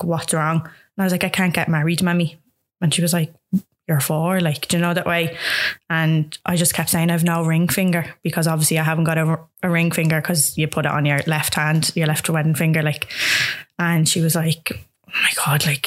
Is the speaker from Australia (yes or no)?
no; Dublin, Leinster, Ireland; also born or lived in Balgriffin; I'm originally from Glasnevin, but I live in Balgriffin now